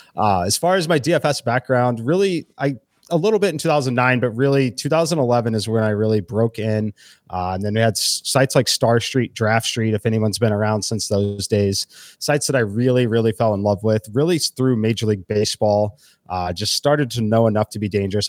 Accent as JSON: {"language": "English", "town": "Kansas City", "region": "Missouri", "country": "United States", "moved": "yes", "said": "I'm originally from Kansas City"}